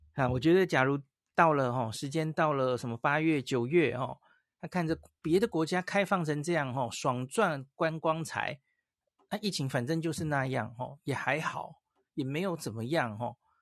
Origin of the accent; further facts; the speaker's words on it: Taiwan; 我从台湾就带了一些，这些感冒药去了哈